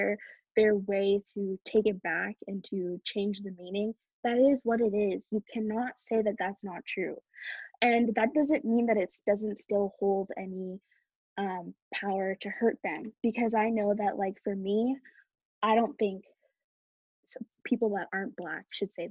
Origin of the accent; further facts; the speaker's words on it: Canada; I was born in Canada